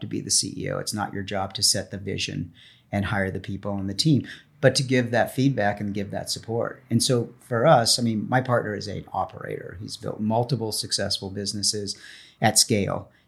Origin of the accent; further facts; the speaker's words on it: Los Angeles, California, United States; fourth generation Angelino